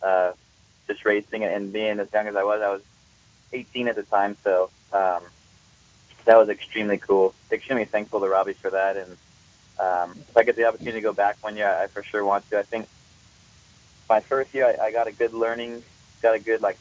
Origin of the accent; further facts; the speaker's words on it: West Coast, United States; we're all from the West Coast